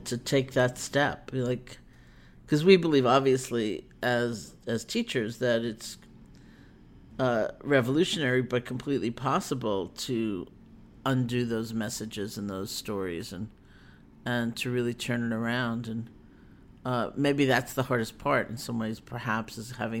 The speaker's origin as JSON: {"language": "English", "region": "New York", "country": "United States", "also_born_or_lived": "New England", "moved": "yes", "said": "I'm a New Yorker"}